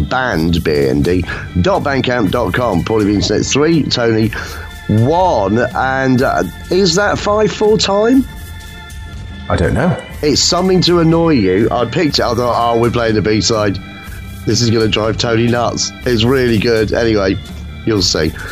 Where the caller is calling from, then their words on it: East of England, United Kingdom; I'm calling from the East. The kind of Norfolk, Norfolk Cambridgeshire border, but I call that the East.